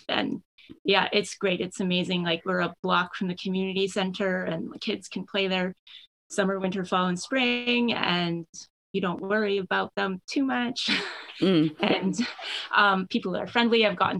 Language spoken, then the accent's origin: English; Winnipeg, Manitoba, Canada; also born or lived in Ottawa, Ontario; now in St. Malo, Canada; I grew up in Winnipeg and Ottawa, and I had my first experience with rural living was moving to St. Malo like 3 years ago.